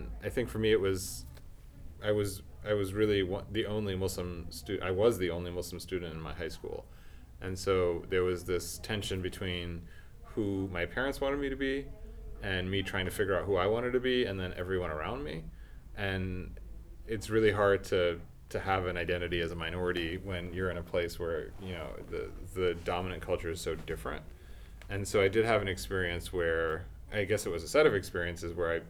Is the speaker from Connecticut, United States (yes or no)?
yes; Connecticut, United States; moved away as an adult; now in New York, United States; I was in Connecticut